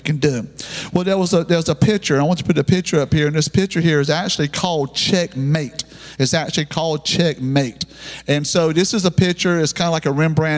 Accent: the South, United States; we're Southerner people down here

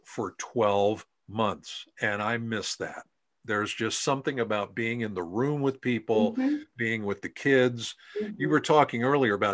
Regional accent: Pennsylvania, United States; Here in my home state of Pennsylvania

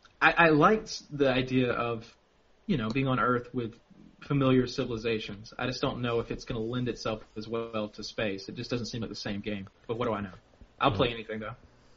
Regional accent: United States; I'm an American

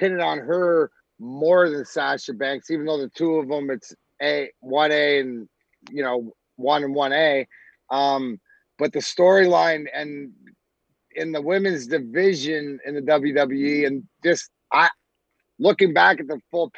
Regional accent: Scotland, United Kingdom; I'm Scottish

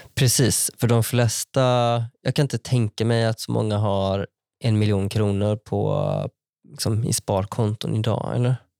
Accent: Vara, Västra Götaland, Sweden; moved away as an adult; min lokala bank från där jag växte upp

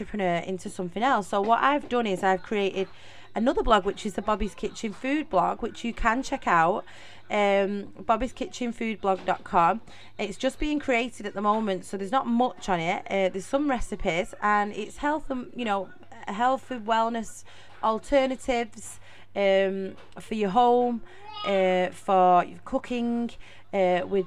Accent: Middleton, North West England, United Kingdom; accent: Mancunian; also born or lived in Salford; So if you notice in the accent, I am from Manchester. I am a true Mancunian. I was actually born and raised in Middleton, Manchester.

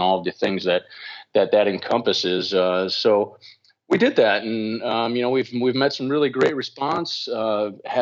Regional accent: Midwest, United States; growing up in the Midwest

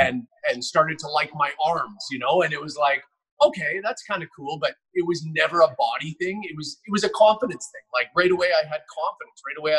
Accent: Richmond, British Columbia, Canada; I'm a Richmond boy out here on the West Coast in Canada.

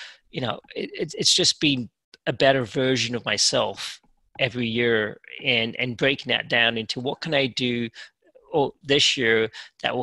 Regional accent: England, United Kingdom; now in United States; growing up in England, you're pretty diverse.

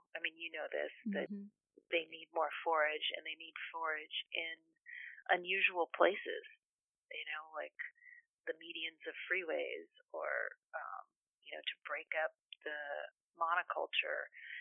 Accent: Carmel Valley, California, United States; also born or lived in Bay Area; I just moved from the Bay Area to back to my hometown, Carmel Valley.

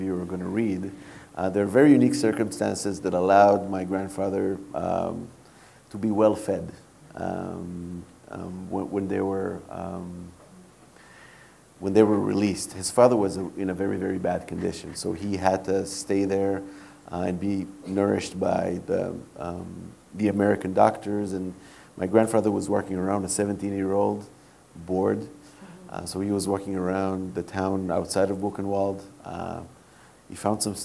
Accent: Israel; growing up in Israel, where part of the indoctrination is in grade school

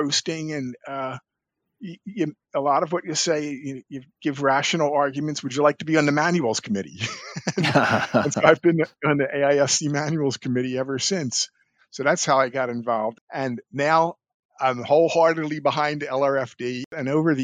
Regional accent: Philadelphia, Pennsylvania, United States; I was born and raised in Philadelphia

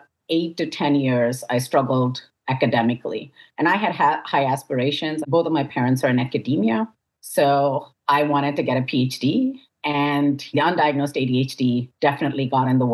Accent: India; moved away as an adult; now in United States; I was born in the United States, raised in India, and then I moved back to the United States for grad school.

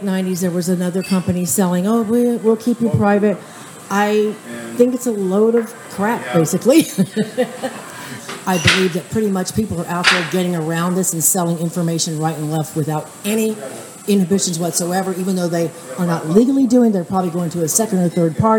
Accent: San Francisco, California, United States; moved away; Originally San Francisco.

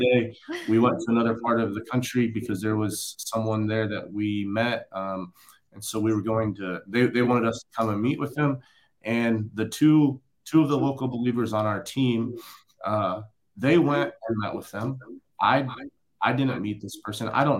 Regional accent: rural Indiana, United States; moved away as an adult; coming from rural Indiana.

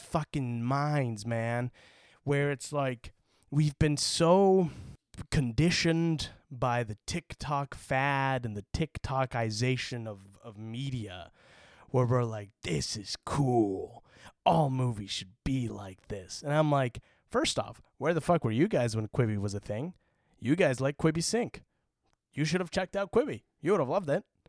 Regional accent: Utah, United States; moved away as an adult; now in California, United States; I kinda wish I had a little bit more of a Utah accent

